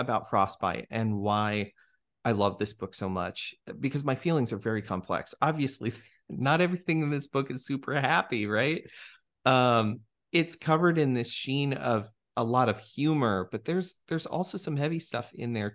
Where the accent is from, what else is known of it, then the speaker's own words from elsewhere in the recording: Pueblo West, Colorado, United States; now in Arkansas, United States; I have a lot of nostalgia from my own childhood, growing up in Pueblo West, Colorado.